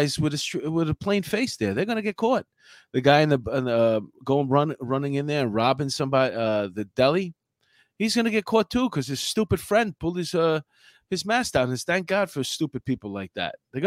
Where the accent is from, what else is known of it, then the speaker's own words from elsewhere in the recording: New York City, New York, United States; I grew up there. Where you live now, I grew up in Astoria